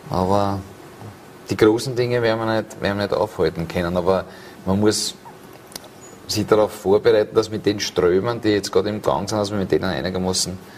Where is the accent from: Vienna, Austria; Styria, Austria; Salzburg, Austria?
Vienna, Austria; in dem Biotop, wo ich aufgewachsen bin, in Wien Favoriten.